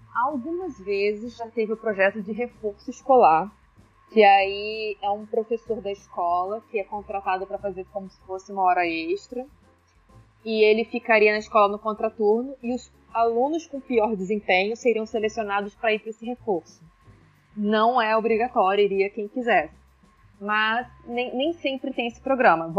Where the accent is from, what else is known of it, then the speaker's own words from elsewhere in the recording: Baixada Fluminense, Rio de Janeiro, Brazil; Eu sou nascida e criada na Baixada Fluminense